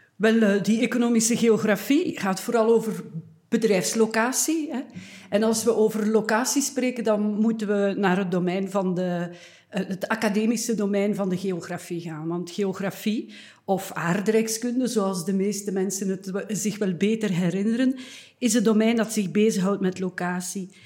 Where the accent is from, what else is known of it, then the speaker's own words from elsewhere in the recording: Eeklo, Flanders, Belgium; een kleine stad, Eeklo, waar ik geboren ben